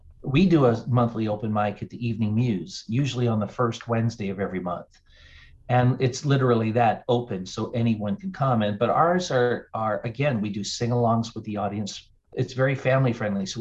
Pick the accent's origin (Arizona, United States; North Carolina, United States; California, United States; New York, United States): North Carolina, United States; also born or lived in Denver, Colorado / Charlotte, North Carolina; I grew up in North Carolina, but was living in Denver